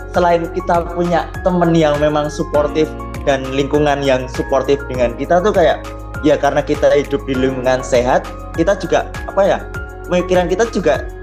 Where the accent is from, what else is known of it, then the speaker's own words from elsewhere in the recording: Java, Indonesia; tapi karena saya juga orang Jawa dulu tuh sakit-sakitan.